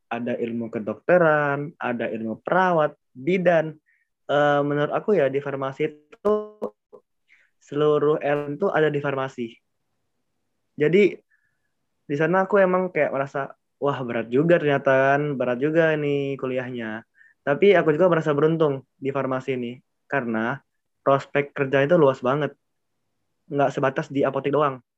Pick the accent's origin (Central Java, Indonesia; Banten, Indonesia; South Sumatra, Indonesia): South Sumatra, Indonesia; Palembang; Oke ya, jadi ya aku dari Palembang itu